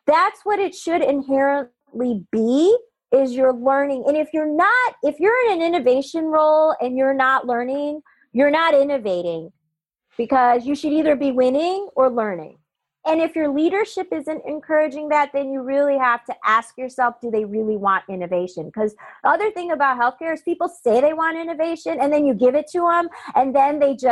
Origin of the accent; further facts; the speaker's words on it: Chicago, Illinois, United States; I grew up in Chicago